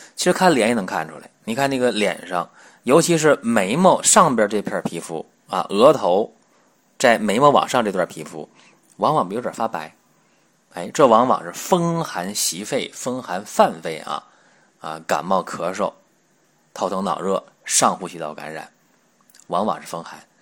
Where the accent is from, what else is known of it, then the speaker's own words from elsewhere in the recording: China; 我们中国人，黄种人